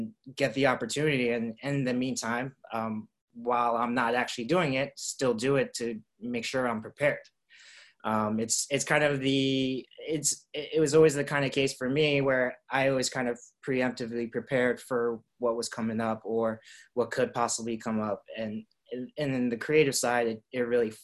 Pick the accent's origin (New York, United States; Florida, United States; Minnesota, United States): New York, United States; New York City; now in Los Angeles, United States; I grew up in Queens